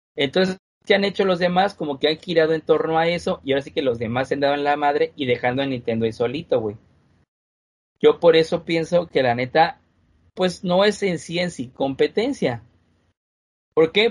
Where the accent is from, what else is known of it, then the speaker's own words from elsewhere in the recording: Mexico; Todos somos mexicanos